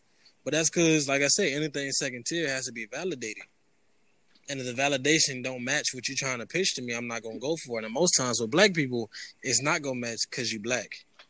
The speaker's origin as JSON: {"language": "English", "region": "New York", "country": "United States", "tie": "born or raised there", "said": "I grew up in New York"}